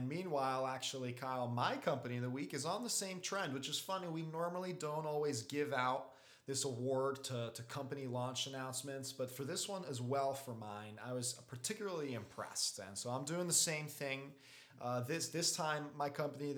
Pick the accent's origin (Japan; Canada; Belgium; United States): Belgium; my home country of Belgium